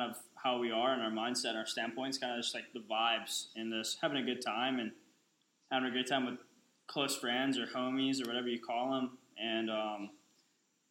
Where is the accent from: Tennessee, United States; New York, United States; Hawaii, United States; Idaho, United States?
Hawaii, United States; Oahu; I'm from Oahu